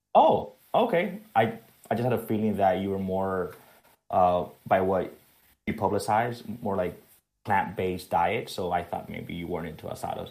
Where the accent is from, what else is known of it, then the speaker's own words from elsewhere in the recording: Spain; now in South Florida, United States; I was raised in Spain.